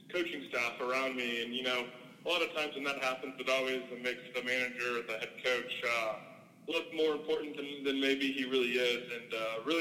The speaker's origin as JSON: {"language": "English", "town": "St. Louis", "region": "Missouri", "country": "United States", "tie": "born or raised there", "moved": "yes", "said": "growing up in St. Louis, as everybody knows, St. Louis is a very big baseball city."}